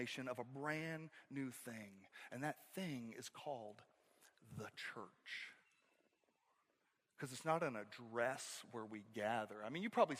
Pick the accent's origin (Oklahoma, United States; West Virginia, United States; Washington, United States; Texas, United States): Oklahoma, United States; northeast; moved away; I grew up in Oklahoma, and then we had tornadoes that would come through in northeast Oklahoma